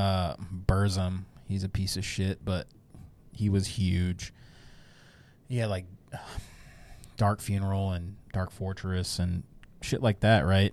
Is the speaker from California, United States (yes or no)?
yes; Bay Area, California, United States; I grew up in the Bay Area